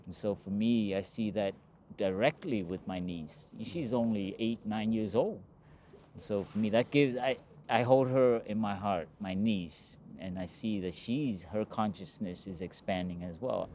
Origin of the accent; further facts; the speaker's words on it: Los Angeles, California, United States; I grew up in Los Angeles